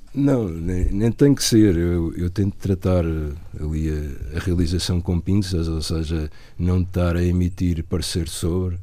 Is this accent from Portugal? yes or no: yes; Portugal; moved away; also born or lived in Lisbon; nasci em Corus, que é meio rural, e já vivi bastantes anos em Lisboa